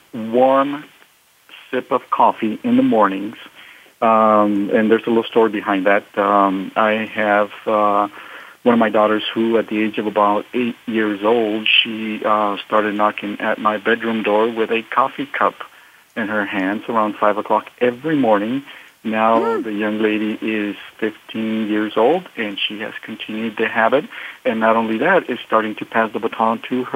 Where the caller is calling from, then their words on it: San Jose, California, United States; I'm calling from San Jose, California.